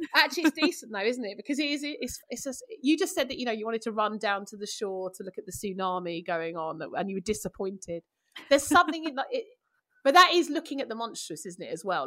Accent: London, United Kingdom; I'm from East London

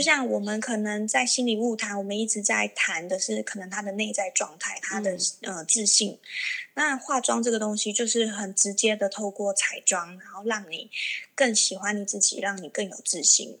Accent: Kaohsiung, Taiwan; 因为我是高雄人嘛

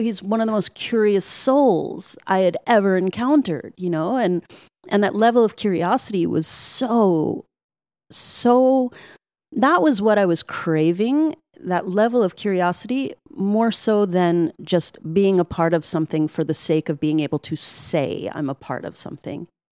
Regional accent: New York City, New York, United States; all my years growing up in Brooklyn and living in the projects

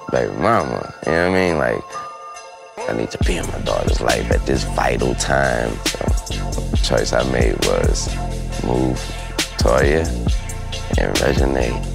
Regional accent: New Orleans, Louisiana, United States; You know, I'm from New Orleans. I'm related to the people that live in those.

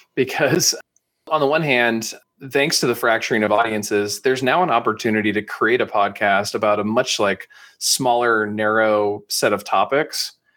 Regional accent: San Francisco Bay Area, California, United States; I'm up in the, uh, San Francisco Bay Area, which is where I've spent most of my, uh, you know, teenage years, childhood, and then after college as well

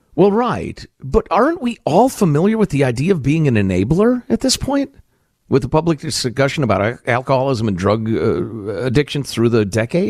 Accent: Chicago, Illinois, United States; near where I grew up in Chicagoland

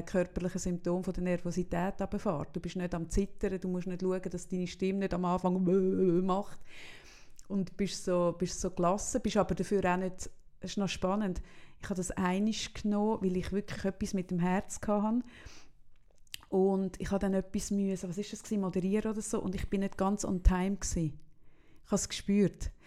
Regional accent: Solothurn, Switzerland; now in Zürich, Switzerland; bei uns in Solothurn heisst das Gänkeln

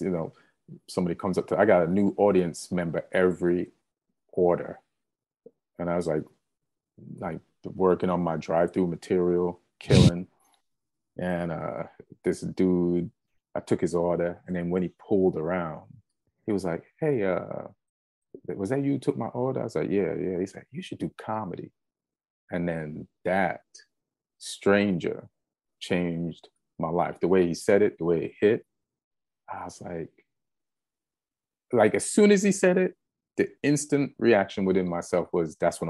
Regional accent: Jamaica; also born or lived in England; now in United States; I say I was like, came to America from Jamaica, but I was born in England.

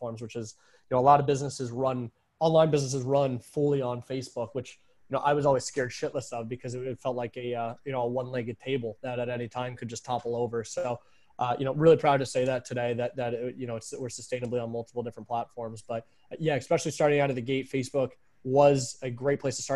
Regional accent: New York, United States; moved away; also born or lived in Arizona; I'm from New York, so I know the moist heat as well too

